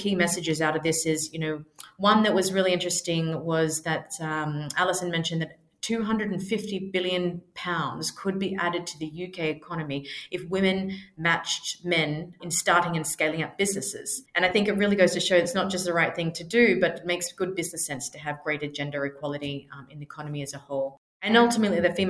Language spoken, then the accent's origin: English; Australia; moved away as an adult; now in London, United Kingdom; I'm originally from Australia. I've lived in London for over 10 years now